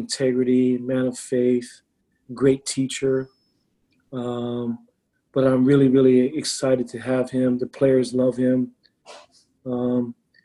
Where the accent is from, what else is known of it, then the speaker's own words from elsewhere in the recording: Laie, Hawaii, United States; moved away; we're both from Laie